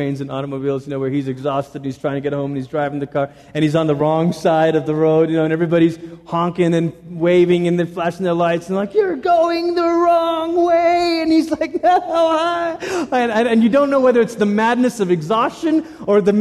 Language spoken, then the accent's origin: English; Malaysia; now in United States; I grew up in Malaysia